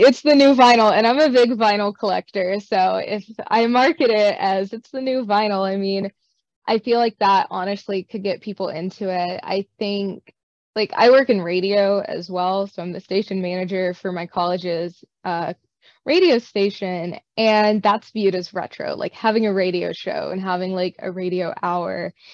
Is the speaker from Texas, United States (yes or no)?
no; Northeast Arkansas, United States; also born or lived in Nashville, Tennessee; I grew up in Northeast Arkansas originally